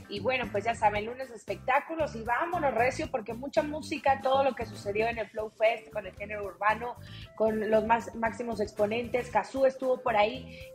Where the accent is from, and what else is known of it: Mexico